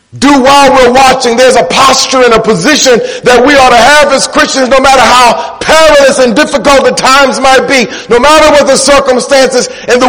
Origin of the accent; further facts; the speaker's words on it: Detroit, Michigan, United States; I'm from Detroit